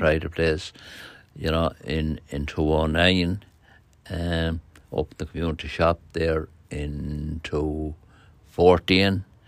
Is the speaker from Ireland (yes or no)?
yes; Ireland; now in Kilbride, Ireland; I'm originally from Tolds Parish, came living in this parish in nineteen seventy-four.